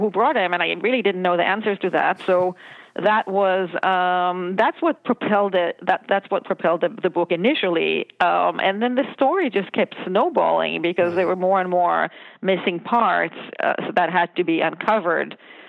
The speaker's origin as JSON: {"language": "English", "country": "Israel", "tie": "born or raised there", "said": "I grew up in Israel."}